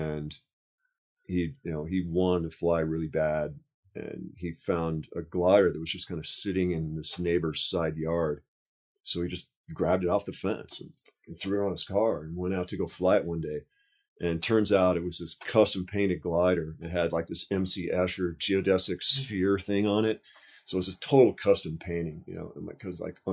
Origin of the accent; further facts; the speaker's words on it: Newport Beach, California, United States; I grew up in Newport and East Bay off of MacArthur